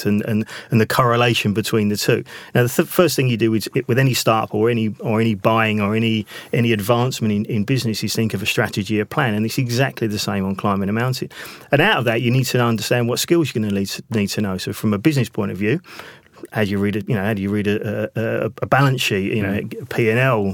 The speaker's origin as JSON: {"language": "English", "town": "Southend-on-Sea", "region": "East of England", "country": "United Kingdom", "tie": "born or raised there", "said": "I was born in Southend-on-Sea"}